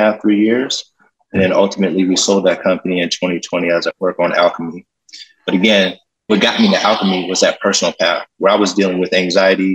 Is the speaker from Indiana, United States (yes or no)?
no; Pittsburgh, Pennsylvania, United States; born or raised there